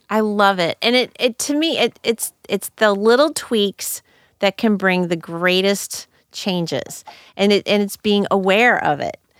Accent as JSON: {"language": "English", "town": "St. Louis", "region": "Missouri", "country": "United States", "tie": "born or raised there", "also_born_or_lived": "Madrid, Spain", "said": "I grew up in North County, Saint Louis"}